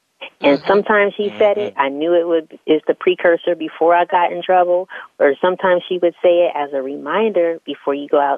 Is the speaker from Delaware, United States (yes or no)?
yes; Smyrna, Delaware, United States; moved away as an adult; I was born in Delaware, a little town, actually, called Smyrna, Delaware